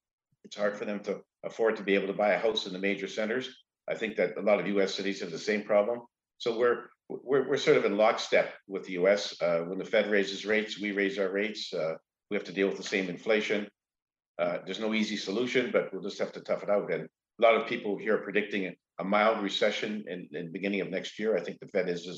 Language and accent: English; Canada; Well, we have, we're more influenced by the United States for sure, because we're right, we're next door neighbors.